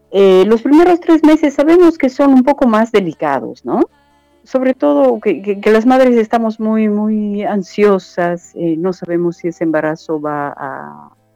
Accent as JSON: {"language": "Spanish", "country": "Bolivia", "said": "soy boliviana"}